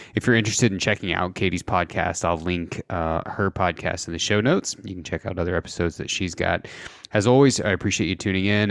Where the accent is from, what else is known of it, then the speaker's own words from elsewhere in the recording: southern Indiana, United States; I grew up in the Midwest, uh, in, in, Indiana, southern Indiana